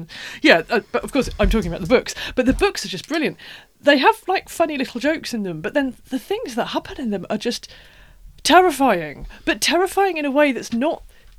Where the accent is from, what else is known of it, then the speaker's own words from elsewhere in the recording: East Anglia, East of England, United Kingdom; because I'm from East Anglia, a lot of the landscapes that he describes, they're kind of like the places I grew up with.